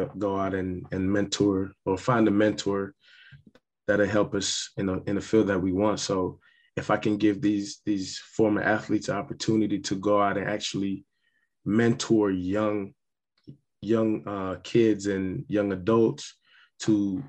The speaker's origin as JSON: {"language": "English", "country": "St. Kitts & Nevis", "tie": "born or raised there", "also_born_or_lived": "Oklahoma, United States / Ohio, United States", "moved": "yes", "said": "growing up in Ireland, St. Kitts, you know, it's not a lot of resources there, especially, you know, moving to Oklahoma"}